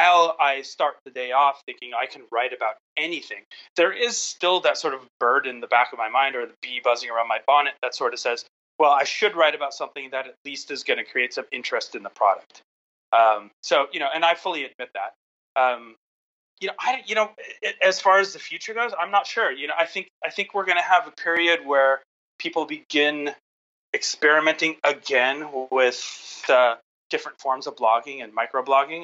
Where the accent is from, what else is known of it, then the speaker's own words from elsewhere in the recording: Southern California, United States; I grew up in Southern California, and I was surrounded by Hollywood